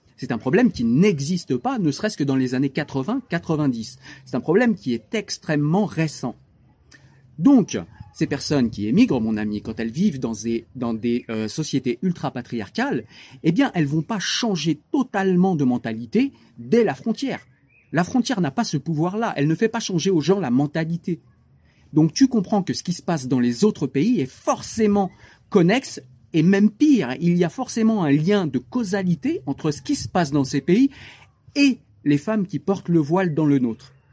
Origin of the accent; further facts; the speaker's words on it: France; Moi, j'ai grandi dans des banlieues.